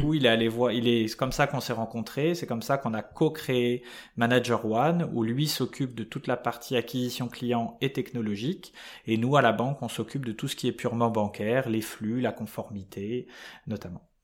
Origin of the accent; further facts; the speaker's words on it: Paris suburbs, Île-de-France, France; j'ai eu une enfance euh, totalement, euh, enfin assez classique, des, en banlieue parisienne